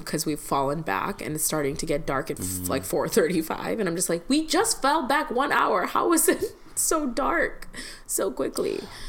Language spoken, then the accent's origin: English; Chicago, Illinois, United States; I'm a Chicagoan.